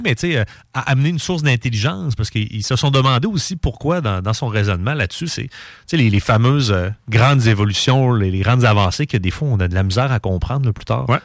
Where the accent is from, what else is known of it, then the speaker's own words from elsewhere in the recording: Quebec City, Quebec, Canada; je je viens de Québec, je viens de Charlebourg